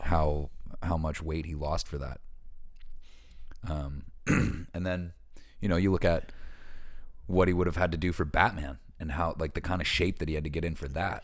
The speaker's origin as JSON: {"language": "English", "area": "Hammonds Plains Road", "region": "Nova Scotia", "country": "Canada", "tie": "born or raised there", "said": "We had a house on Hammond's Plains Road"}